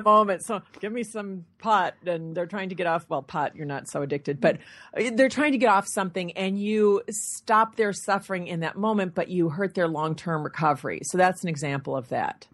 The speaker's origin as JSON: {"language": "English", "region": "Michigan", "country": "United States", "said": "I'm from Michigan"}